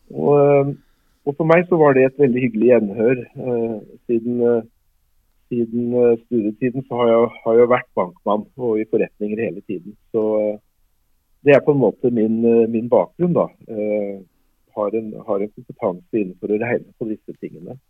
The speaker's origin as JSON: {"language": "Norwegian", "country": "Norway", "moved": "yes", "said": "som nordmann"}